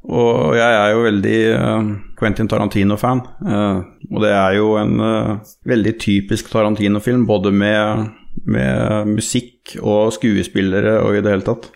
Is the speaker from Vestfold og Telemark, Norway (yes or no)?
yes; Notodden, Vestfold og Telemark, Norway; er jo fra Notodden, uh, Norges rånehovedstad